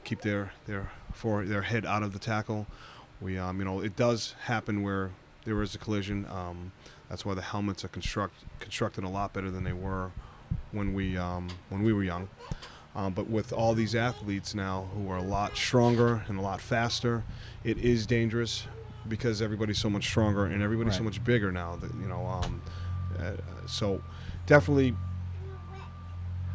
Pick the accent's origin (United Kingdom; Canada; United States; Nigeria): United States; Massachusetts; moved away; I'm originally from the Massachusetts area